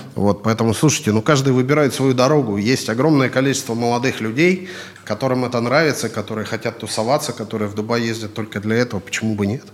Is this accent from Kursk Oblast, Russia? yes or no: no; Kurgan, Kurgan Oblast, Russia; moved away as an adult; also born or lived in Yekaterinburg / Moscow; now in United Arab Emirates; Я в России вообще, я из города Курган